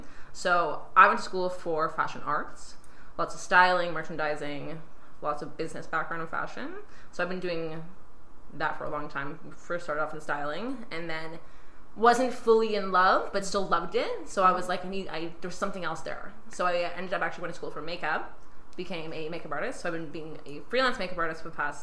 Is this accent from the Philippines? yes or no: no; Baden, Ontario, Canada; moved away as an adult; now in Toronto, Canada; we're actually from originally a really small town called Baden, just outside Kitchener-Waterloo, which is great. So mm-hmm. I've been here myself about 9 years.